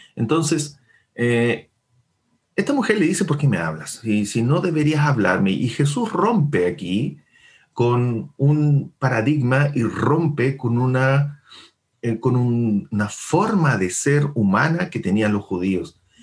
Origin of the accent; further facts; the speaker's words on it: Chile; nosotros como chilenos